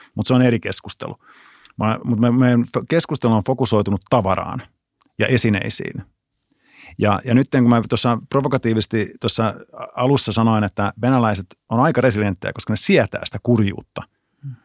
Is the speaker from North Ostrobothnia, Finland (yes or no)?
no; Pirkkala, Pirkanmaa, Finland; mä, mä tuun Pirkkalasta